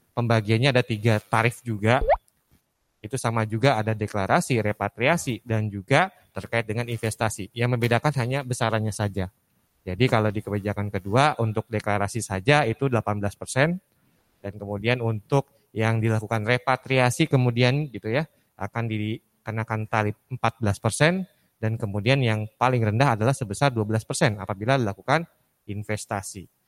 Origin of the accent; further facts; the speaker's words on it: Bogor, West Java, Indonesia; salam orang Bogor, saya juga orang Bogor Bu Susi.